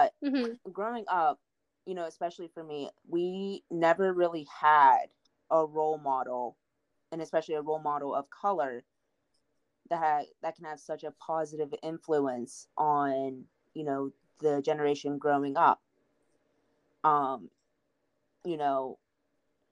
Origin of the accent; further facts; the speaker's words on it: Pittsburgh, Pennsylvania, United States; moved away as an adult; now in Nashville, United States; I'm originally from Pittsburgh, Pennsylvania, but me and my husband decided to move down here in 2019